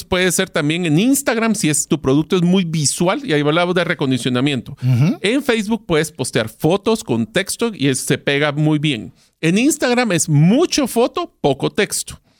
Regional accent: Guatemala; en Guatemala, o sea, mi país de origen

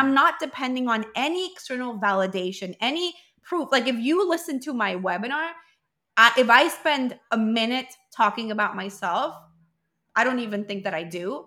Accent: Venezuela; also born or lived in Colombia; we're from Venezuela, but we were in Colombia

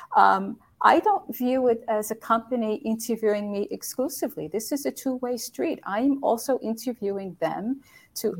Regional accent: United States; moved away as an adult; also born or lived in Europe; being an American woman living in a country where English is not the, the spoken language

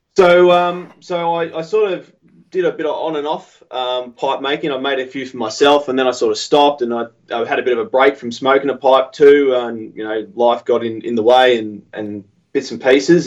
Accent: Australia

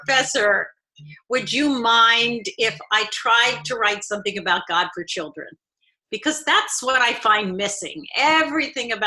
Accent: Philadelphia, Pennsylvania, United States; now in Indianapolis, United States; I grew up in a synagogue in Philadelphia

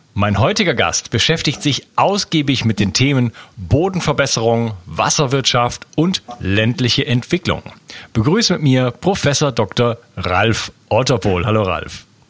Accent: Germany; moved away as an adult; now in Spain; Also ich bin in der Stadt aufgewachsen in Deutschland und bin dann ausgewandert nach Spanien

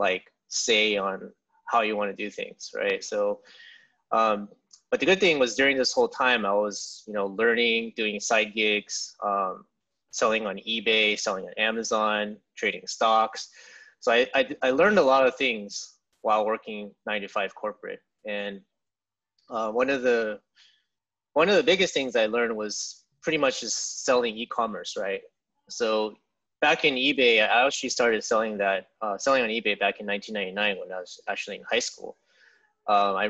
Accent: San Jose, California, United States; also born or lived in Santa Barbara, California / Santa Clara, California; I was born in California in San Jose. And pretty much grew up there my whole life.

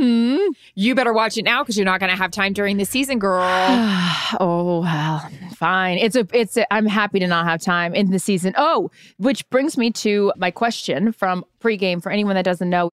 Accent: Seattle, Washington, United States; growing up in Seattle

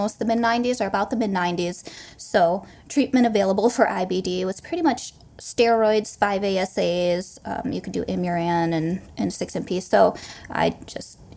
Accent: Michigan, United States; We're both from Michigan

